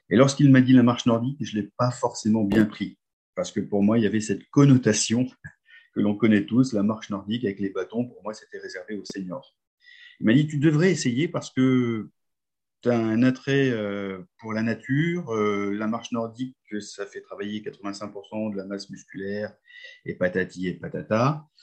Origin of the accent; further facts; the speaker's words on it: Hauts-de-France, France; je suis du Nord, j'habite un petit village qui s'appelle Billy Berclos. Alors, pour vous situer, c'est juste à côté de Lens, c'est pas très loin de Lille.